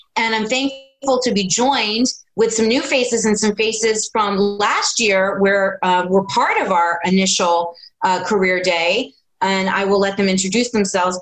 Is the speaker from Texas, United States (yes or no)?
no; New Jersey, United States; moved away as an adult; also born or lived in New York City; I was born and raised in New Jersey